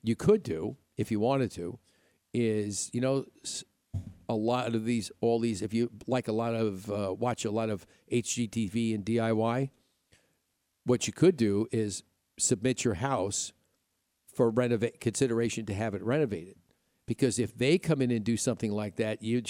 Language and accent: English; Upstate New York, United States; moved away; also born or lived in Midwest; growing up in New York, you had hills and trees and mountains